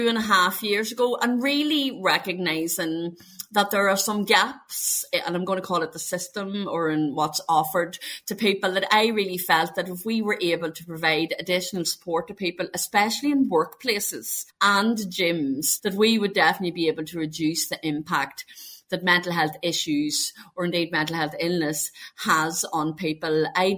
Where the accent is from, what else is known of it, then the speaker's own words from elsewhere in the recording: Ireland; I am from Ireland.